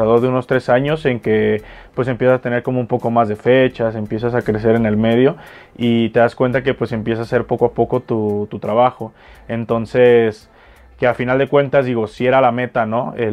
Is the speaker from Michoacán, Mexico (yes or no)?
no; Jalisco, Mexico; soy jalisciense, tengo 25 años